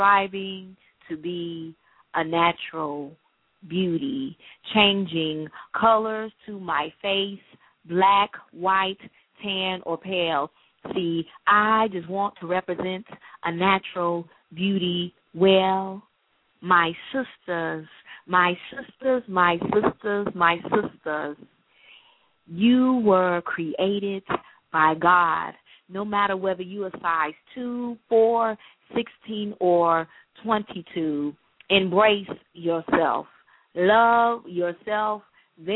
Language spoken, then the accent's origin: English; Detroit, Michigan, United States; now in Charleston, United States; I'm from Detroit, Michigan